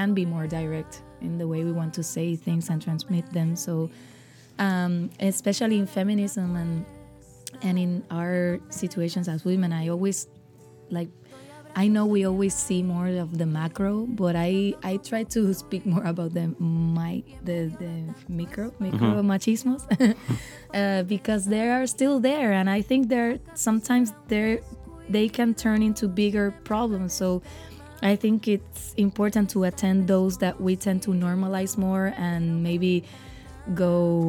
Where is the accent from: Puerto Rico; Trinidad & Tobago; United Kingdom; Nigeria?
Puerto Rico; I am a singer from Puerto Rico.